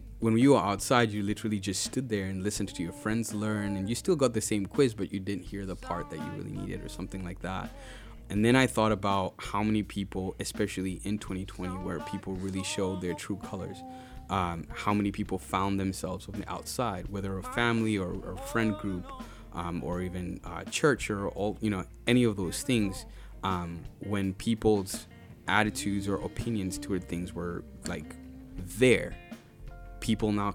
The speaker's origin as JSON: {"language": "English", "country": "Uganda", "tie": "born or raised there", "moved": "yes", "lives_now": "Kenosha, United States", "said": "growing up in Uganda, every time we were naughty in class"}